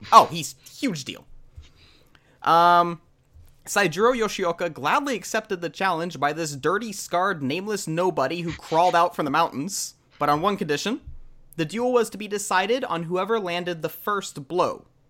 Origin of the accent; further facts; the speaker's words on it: Texas, United States; I am born and raised in Texas